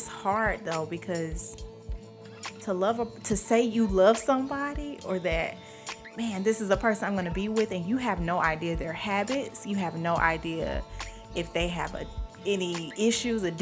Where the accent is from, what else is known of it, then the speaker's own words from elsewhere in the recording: Atlanta, Georgia, United States; I was from Atlanta.